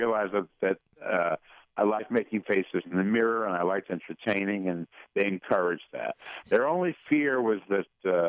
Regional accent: Paterson, New Jersey, United States; also born or lived in New York; I was born in New York, and I was taken to Paterson, New Jersey, in 4 days.

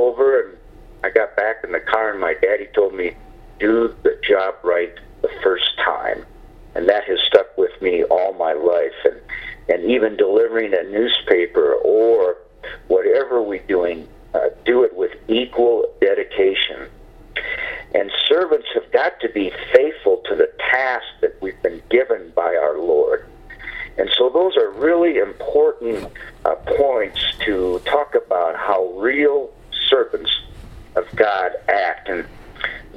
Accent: Windom, Minnesota, United States; now in New Mexico, United States; my hometown of Windom, Minnesota

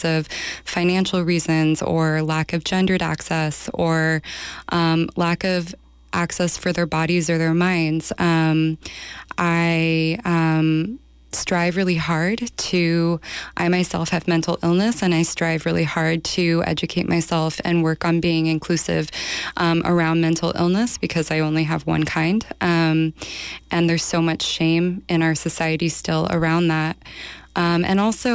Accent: Los Angeles, California, United States; moved away as an adult; now in San Francisco Bay Area, United States; I'm from Los Angeles. I moved to the Bay in 2002.

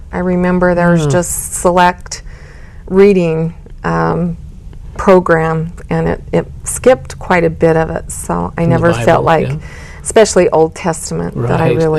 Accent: Richfield, Utah, United States; I was born and raised in Richfield, Utah.

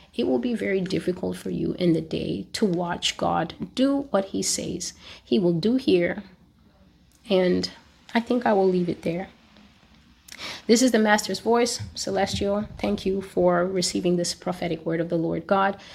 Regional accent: United States; as an American

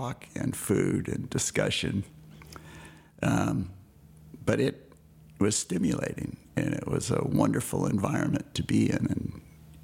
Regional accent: Monterey, California, United States; also born or lived in Carmel, California; I was born in the Carmel Hospital in Carmel, California, and grew up in Monterey

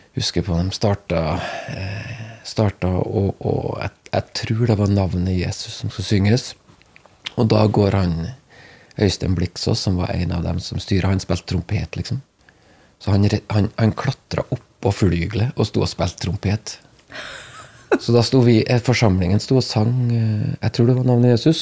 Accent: Namsos, Trøndelag, Norway; now in Vea, Norway; Jeg er født i Trøndelag. Mm. Det i Namsos, faktisk

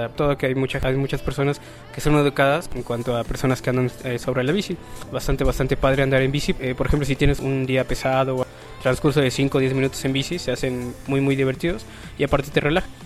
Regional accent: Mexico; now in Puebla, Mexico; yo vengo de la ciudad de Tuxtlán, estoy aquí eh, trabajando y estudiando también.

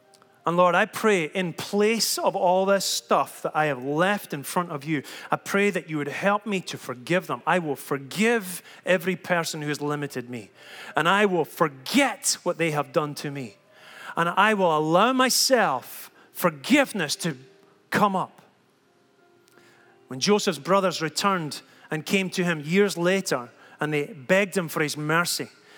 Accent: Scotland, United Kingdom; I've been so proud that I'm Scottish. Look at the way I am. Look at what I've come from. Look at the way I talk.

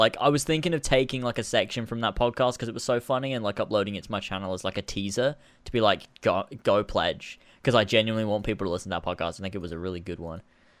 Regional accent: Australia; accent: Australian; Someone said to if I should do a video just speaking my Australian accent.

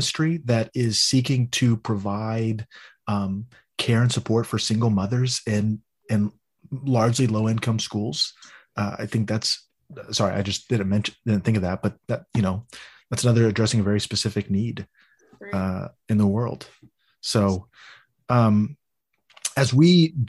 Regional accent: Texas, United States; I grew up in Little Alito, Texas, which you would think would be like one of the most conservative places

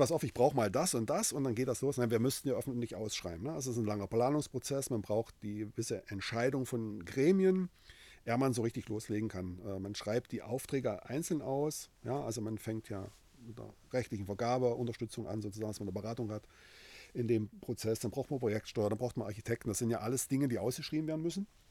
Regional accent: Halle, Saxony-Anhalt, Germany; Ich bin in Halle geboren, ja, original

